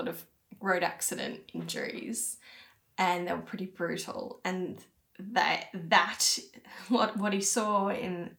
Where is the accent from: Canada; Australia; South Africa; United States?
Australia; Brisbane, Queensland; my hometown of Brisbane